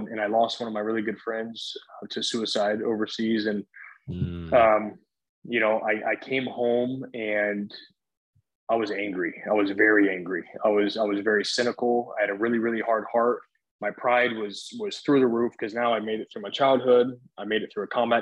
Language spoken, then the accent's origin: English; Columbus, Ohio, United States; moved away as an adult; also born or lived in Southern Oregon; I was born in Columbus, Ohio. I'm actually from the Midwest. I mean, that's where I live most of my life